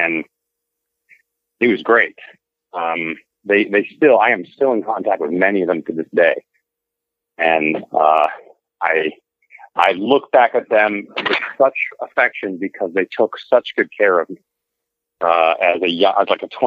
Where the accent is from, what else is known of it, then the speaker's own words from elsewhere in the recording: Mercer Island, Washington, United States; also born or lived in Cherry Hill; I grew up in Mercer Island, Washington